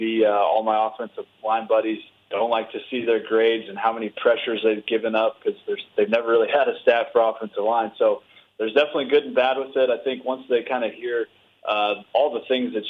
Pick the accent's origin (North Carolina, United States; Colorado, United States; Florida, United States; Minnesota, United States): Colorado, United States; Denver; I grew up in Denver. was a Buffs fan growing up